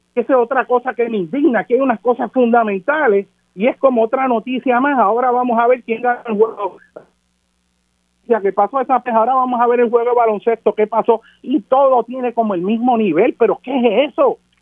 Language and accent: Spanish; Puerto Rico; Nosotros somos ciudadanos de los Estados Unidos de América, pero nuestra nación, nuestra cultura, es Puerto Rico